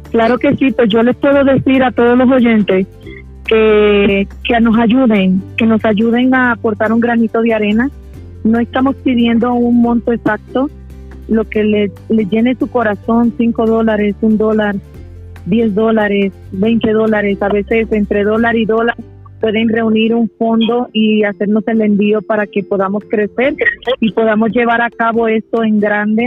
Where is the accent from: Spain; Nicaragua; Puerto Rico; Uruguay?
Puerto Rico; now in Mexico; soy originaria de Puerto Rico para los que no me conocen allá, pero estoy radicando en México